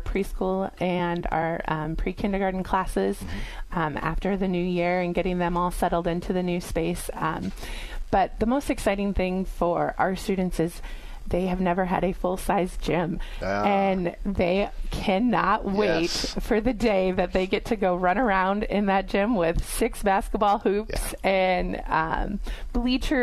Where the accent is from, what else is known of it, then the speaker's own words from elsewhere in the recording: Perry, Iowa, United States; also born or lived in Dubuque / West Des Moines; I grew up in Perry, Iowa